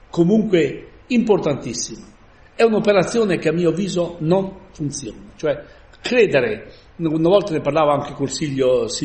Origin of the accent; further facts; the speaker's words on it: Palazzago, Lombardy, Italy; now in Mapello, Italy; io vengo, non sono di Mapello, ma vengo da Palazzano e sono venuto 57 anni fa.